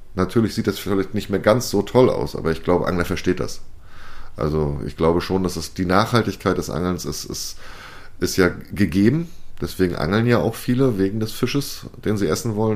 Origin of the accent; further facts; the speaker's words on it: Mecklenburg-Vorpommern, Germany; meinem Heimatland Mecklenburg-Vorpommern